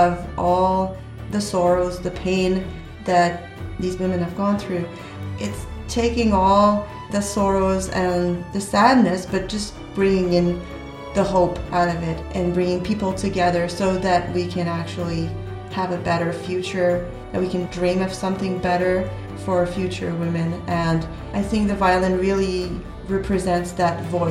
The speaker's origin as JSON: {"language": "English", "town": "San Francisco", "region": "California", "country": "United States", "tie": "born or raised there", "said": "I was born in San Francisco from French-Canadian"}